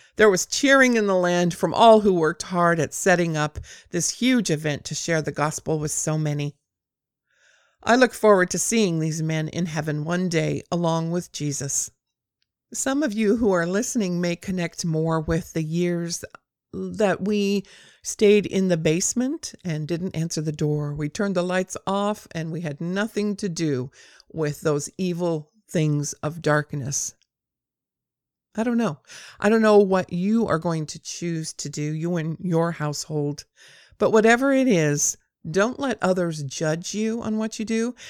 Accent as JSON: {"language": "English", "area": "near Compton", "region": "Southern California", "country": "United States", "tie": "born or raised there", "said": "I grew up in Southern California on the other side of the railroad tracks from Compton"}